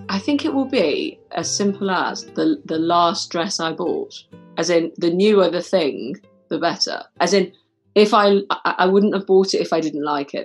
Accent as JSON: {"language": "English", "town": "Manchester", "region": "North West England", "country": "United Kingdom", "tie": "born or raised there", "said": "growing up in Manchester, you know, I'd go to places quite places like Affleck's Palace"}